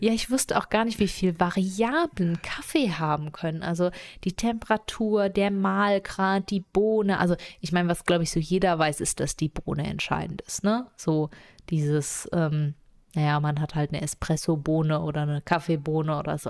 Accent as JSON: {"language": "German", "region": "Rhineland-Palatinate", "country": "Germany", "tie": "born or raised there", "said": "wir sind ja in der Pfalz groß geworden"}